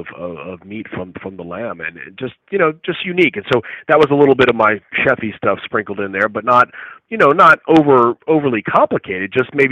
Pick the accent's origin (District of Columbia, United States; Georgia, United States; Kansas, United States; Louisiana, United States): Louisiana, United States; the culture that I was raised around in Louisiana